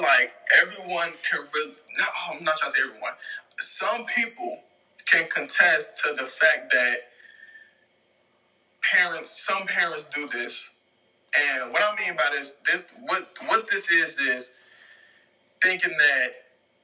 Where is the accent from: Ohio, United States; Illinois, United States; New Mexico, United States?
Illinois, United States; south suburbs of Chicago; I was born in Chicago, but I was raised in the south suburbs of Chicago